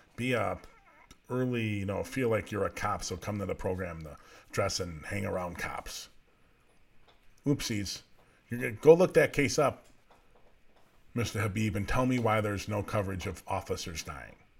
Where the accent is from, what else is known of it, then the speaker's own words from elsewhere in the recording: United States; as American citizens